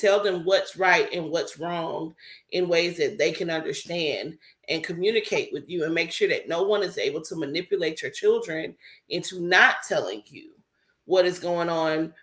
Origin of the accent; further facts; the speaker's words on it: Milledgeville, Georgia, United States; growing up in Milledgeville, Georgia, and dealing with the racism with the staff in my school